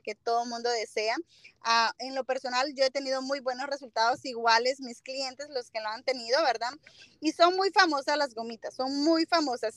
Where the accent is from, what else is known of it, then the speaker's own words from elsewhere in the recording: Tegucigalpa, Francisco Morazán, Honduras; moved away as an adult; also born or lived in Northern Virginia, United States; now in Virginia, United States; yo soy de Honduras, soy de Tegucigalpa y pues actualmente tengo tres años viviendo aquí en el norte de Virginia